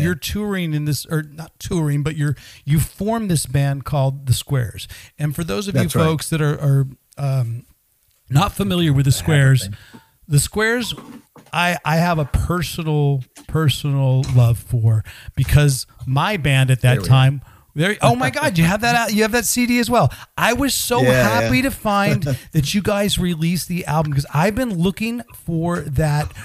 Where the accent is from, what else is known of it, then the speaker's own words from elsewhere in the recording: Pleasanton, California, United States; I grew up in a little bit more East Bay. I grew up in Pleasanton